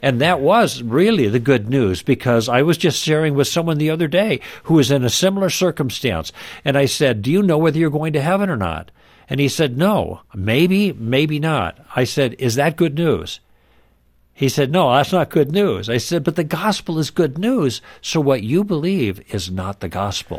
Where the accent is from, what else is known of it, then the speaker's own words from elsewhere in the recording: Midwest, United States; moved away as an adult; also born or lived in Los Angeles; We were raised in the Midwest, but through different circumstances, we ended up in Los Angeles